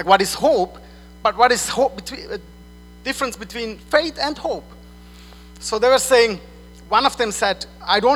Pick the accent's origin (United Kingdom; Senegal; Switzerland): Switzerland; English is a second language; moved away as an adult; I'm from Switzerland. I moved here 4 years ago. And in Switzerland, you say today morning.